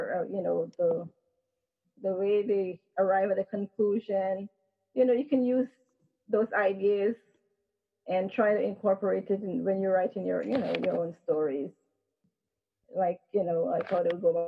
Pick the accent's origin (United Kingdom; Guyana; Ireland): Guyana; now in United States; that's where I'm from